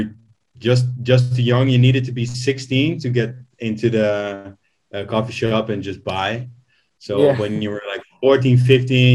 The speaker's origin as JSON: {"language": "English", "country": "Netherlands", "tie": "born or raised there", "said": "I grew up in a small city, like an hour"}